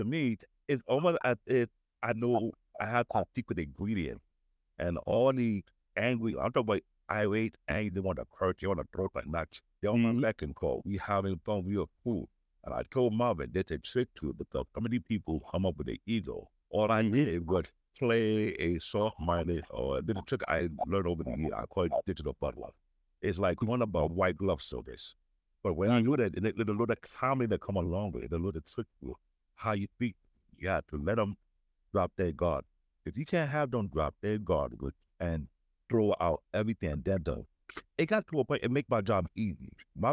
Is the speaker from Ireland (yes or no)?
no; Nigeria; now in United States; I'm Nigerian.